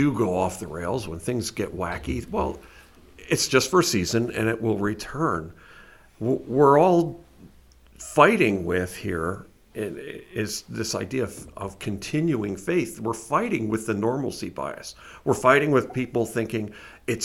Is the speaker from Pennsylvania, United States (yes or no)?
yes; Pennsylvania, United States; I grew up in here in Pennsylvania